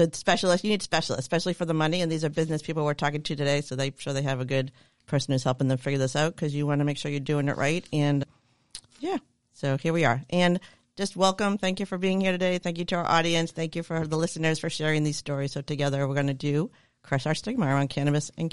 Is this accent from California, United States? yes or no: no; Sharon, Massachusetts, United States; my hometown of Sharon, Massachusetts